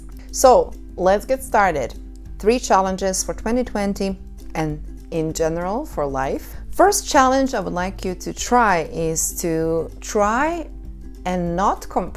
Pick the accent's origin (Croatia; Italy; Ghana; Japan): Croatia; moved away; Croatia, my home country